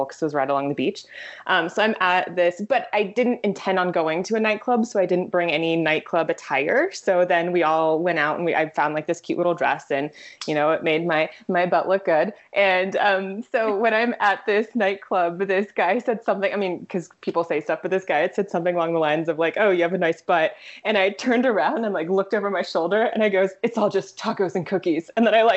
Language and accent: English; California, United States; moved away as an adult; also born or lived in Vacaville, California; now in Philadelphia, United States; I'm from California. Yeah, I grew up in California